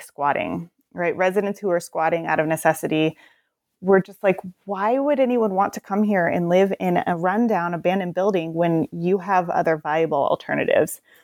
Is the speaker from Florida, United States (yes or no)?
no; Portland, Oregon, United States; I'm from the Portland area